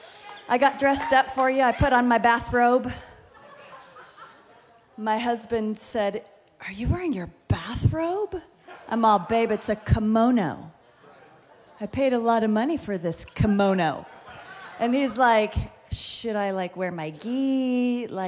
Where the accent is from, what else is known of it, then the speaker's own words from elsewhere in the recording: Fullerton, California, United States; we're from Fullerton. I've been in Fullerton for a really, really long time.